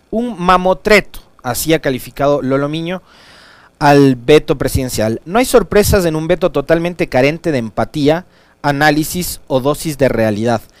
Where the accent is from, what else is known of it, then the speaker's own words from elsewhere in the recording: Quito, Pichincha, Ecuador; also born or lived in Bolívar; Sin ser quiteño, como dice mi cédula, habiendo vivido 40 de los 40 años de mi vida en esta ciudad, habiéndome criado acá, estudiado acá, vivido los 40 años de mi vida aquí, amo esta ciudad como propia. Amo Quito.